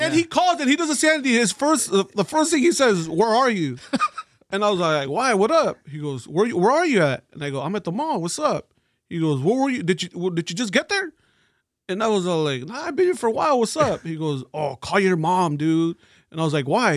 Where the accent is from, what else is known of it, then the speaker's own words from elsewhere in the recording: East Los Angeles, California, United States; also born or lived in Montebello, California / Glassell Park, Los Angeles / Brea, California; now in Whittier, United States; I was born and raised in East